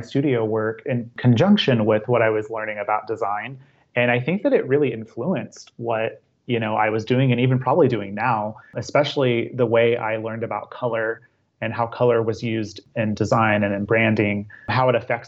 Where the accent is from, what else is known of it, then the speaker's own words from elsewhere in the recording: Altus, Oklahoma, United States; also born or lived in Charleston, South Carolina; My family relocated to a small town in Oklahoma, Altus, Oklahoma